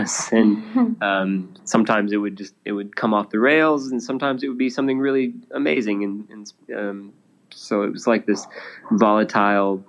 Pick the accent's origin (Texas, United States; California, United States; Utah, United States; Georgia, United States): Georgia, United States; now in Nashville, United States; I grew up in Georgia, which is only a few hours south